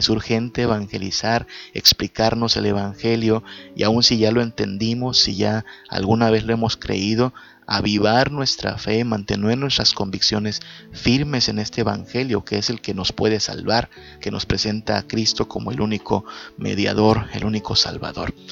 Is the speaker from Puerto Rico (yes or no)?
no; Yucatán Peninsula, Mexico; Acá en la península le decimos a esto ser chechón, ser llorón.